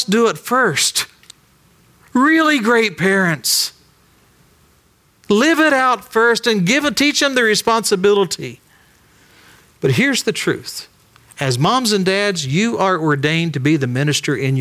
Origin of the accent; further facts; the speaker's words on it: Ironton, Ohio, United States; we grew up in Ironton, Ohio